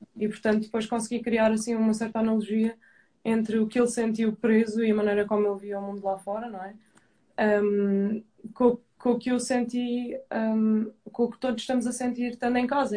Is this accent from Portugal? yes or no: yes; Madeira, Portugal; de onde eu sou